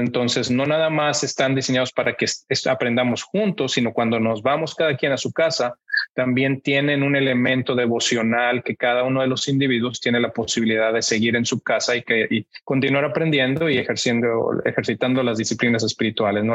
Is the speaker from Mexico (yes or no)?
yes; Monterrey, Nuevo León, Mexico; moved away as an adult; now in United States; yo soy mexicano, eh, crecí en Monterrey, mi familia es de Monterrey, Así es que ahí pasé toda mi infancia hasta la universidad